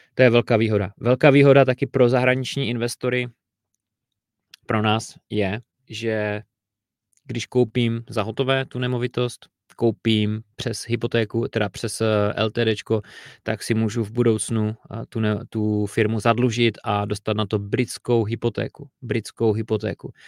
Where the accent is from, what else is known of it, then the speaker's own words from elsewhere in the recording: Czechia; u nás v Čechách